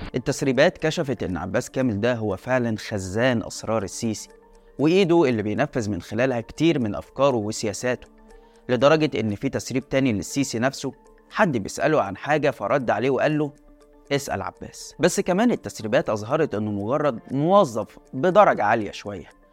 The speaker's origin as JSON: {"language": "Arabic", "country": "Egypt", "said": "أنا مواطن مصري"}